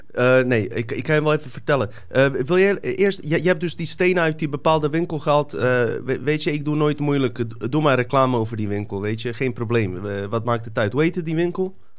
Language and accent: Dutch; Bosnia & Herzegovina; now in Netherlands; Ik kom inderdaad uit Bosnië